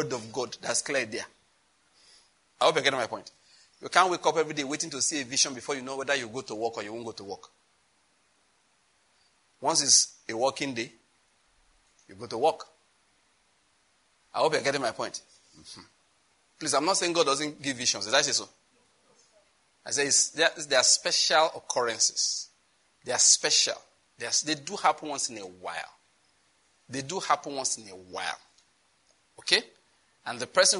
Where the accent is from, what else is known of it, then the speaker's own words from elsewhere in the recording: Owo, Ondo, Nigeria; I'm from Owo, Ondo State.